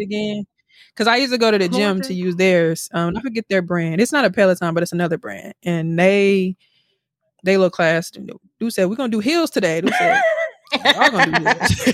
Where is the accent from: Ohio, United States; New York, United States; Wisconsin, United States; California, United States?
Wisconsin, United States; Milwaukee; moved away; we're all from Milwaukee